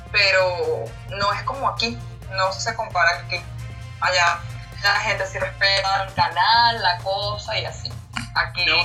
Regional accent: Caracas, Capital District, Venezuela; nací en Caracas, un 6 de noviembre. Eh, he vivido toda mi vida en Caracas, en de Caracas. Eh, fue la oportunidad de vivir fuera del país.

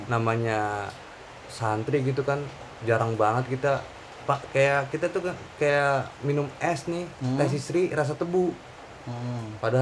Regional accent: Bogor, West Java, Indonesia; also born or lived in Malang; Di profil gue tadi gue udah bilang kalau gue tuh lahir di Bogor bang. Otomatis ya gue kecil di Bogor.

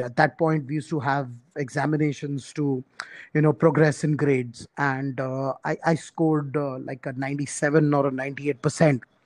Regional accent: small town three hours from Mumbai, Maharashtra, India; I was born in Mumbai, uh, which is obviously one of the major cities in India. But uh, my parents, uh, you know, were actually hailed from a small town, uh, which is about uh, three hours drive from Mumbai

